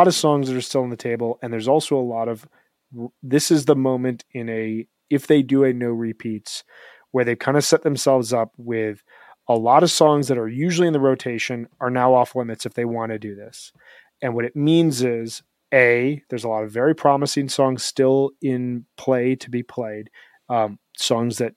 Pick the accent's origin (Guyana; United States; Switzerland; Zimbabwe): United States; Chicago, Illinois; now in Denver, United States; I'm originally from Chicago, but I live in Denver, Colorado